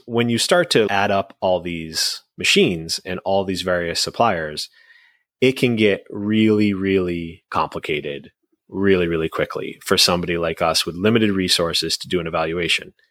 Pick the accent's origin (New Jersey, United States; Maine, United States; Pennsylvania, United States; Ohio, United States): New Jersey, United States; now in New England, United States; I'm from New Jersey